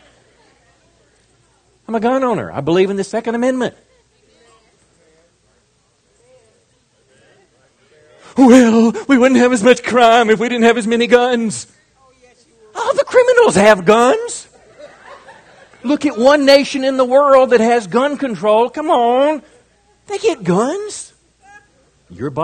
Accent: Mississippi, United States; moved away; I'm from Mississippi

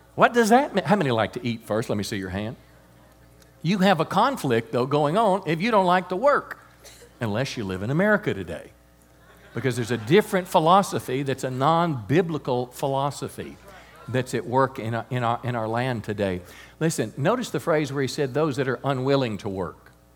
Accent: United States; I'm grateful as an American

